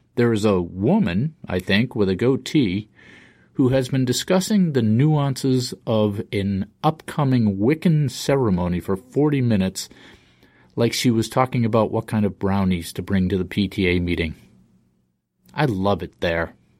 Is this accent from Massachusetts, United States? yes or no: yes; Boston, Massachusetts, United States; I'm from Boston. I grew up in the seventies